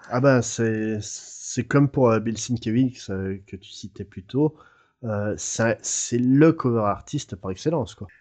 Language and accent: French; France; nous en France